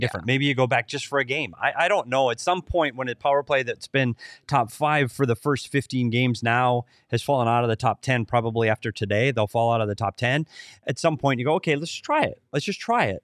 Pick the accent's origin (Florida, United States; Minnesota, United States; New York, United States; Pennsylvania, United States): Minnesota, United States; moved away; my home state, Minnesota